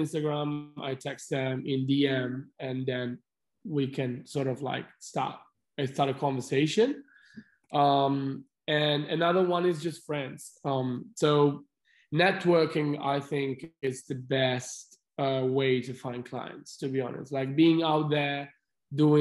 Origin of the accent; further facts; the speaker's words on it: Milan, Lombardy, Italy; moved away as an adult; I'm from Italy. I'm from Milan.